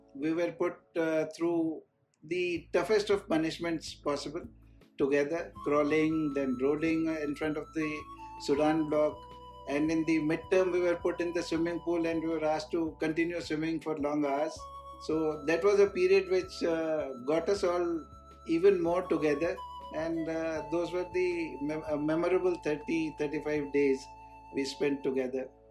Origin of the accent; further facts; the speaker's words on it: Ujjain, Madhya Pradesh, India; also born or lived in Rewa, Madhya Pradesh; I was born in Ujjain, Madhya Pradesh